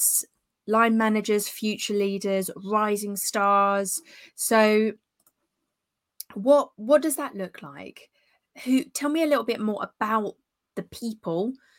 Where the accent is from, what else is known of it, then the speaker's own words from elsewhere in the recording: London, United Kingdom; moved away as an adult; now in Southbourne, United Kingdom; I was born and brought up in London.